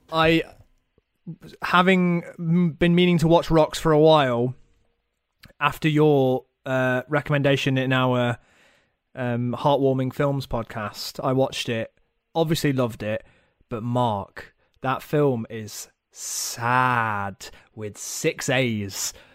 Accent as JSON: {"language": "English", "town": "Nottingham", "region": "East Midlands", "country": "United Kingdom", "tie": "born or raised there", "said": "I am from Nottingham"}